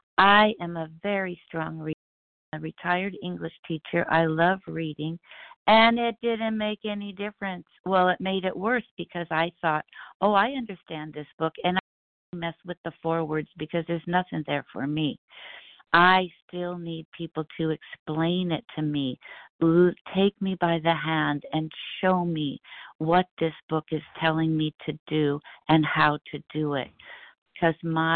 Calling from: California, United States; … as in boy, in Southern California.

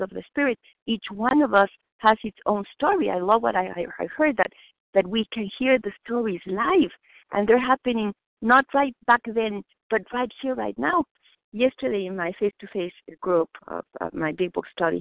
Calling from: Boston, Massachusetts, United States; English is a second language; I'm calling from Boston

